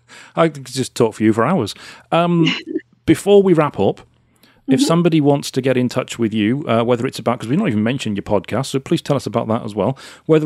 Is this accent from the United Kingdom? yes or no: yes; United Kingdom; being British